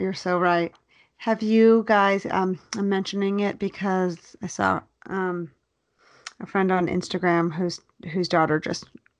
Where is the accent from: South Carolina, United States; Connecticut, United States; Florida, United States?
Florida, United States; We grew up in Florida.